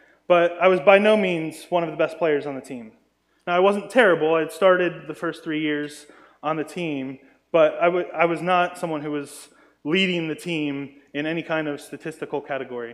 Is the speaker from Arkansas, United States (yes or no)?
no; Maryland, United States; I grew up in Maryland, and in Maryland we actually had a homeschool Christian lacrosse team